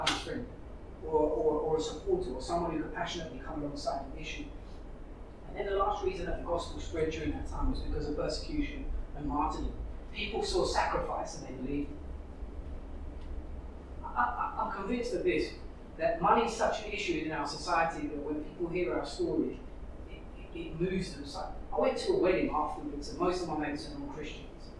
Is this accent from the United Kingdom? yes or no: yes; London, United Kingdom; I was brought up in East London.